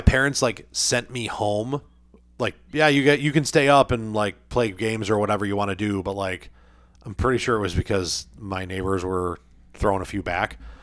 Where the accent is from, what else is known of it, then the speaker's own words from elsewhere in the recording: United States; I'm an American.